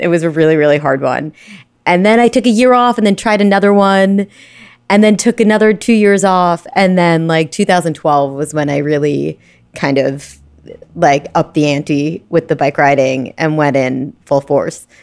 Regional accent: Brooklyn, New York, United States; Born and raised in Brooklyn

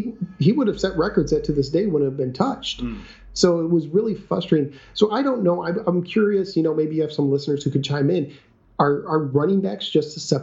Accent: Michigan, United States; moved away; I was born in Michigan

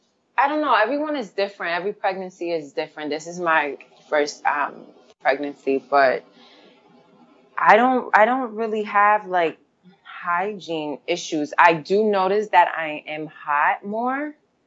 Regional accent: Catskill, New York, United States; Catskill, upstate New York.

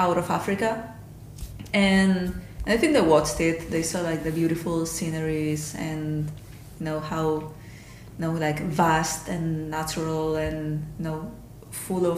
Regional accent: Spain; moved away; I'm from Spain originally

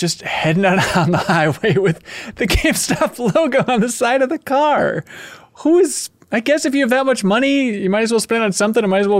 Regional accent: Minnesota, United States; accent: Minnesotan; the Minnesotan, like, bag, apparently we say bag weird

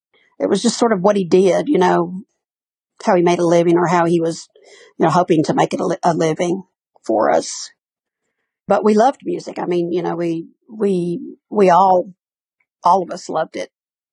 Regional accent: Birmingham, Alabama, United States; I was born here in Birmingham.

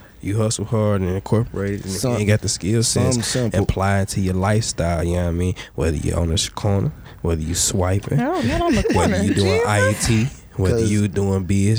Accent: Detroit, Michigan, United States; I'm from the East Side.

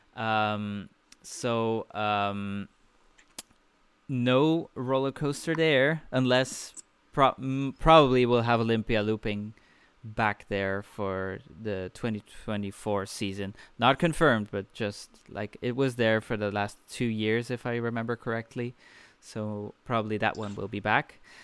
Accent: Belgium; Belgium, my home country.

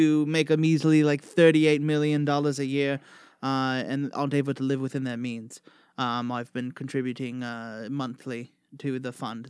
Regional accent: London, United Kingdom; I'm not South African. I'm from no, London.

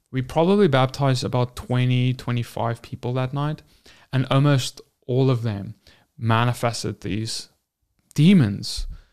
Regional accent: South Africa; I'm from South Africa and we had, like, ten official languages

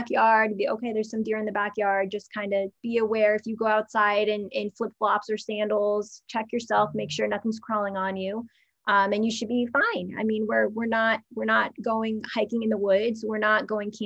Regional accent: New Jersey, United States; growing up in the New York, New Jersey area, we're taught from a very early age

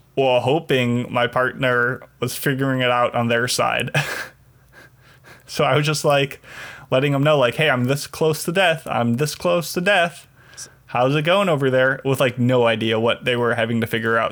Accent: Chicago, Illinois, United States; my hometown Chicago

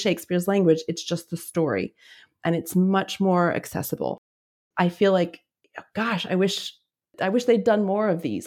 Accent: Albuquerque, New Mexico, United States; moved away as an adult; also born or lived in Oregon; so I was born and raised in Albuquerque, New Mexico, but I went to university in Oregon

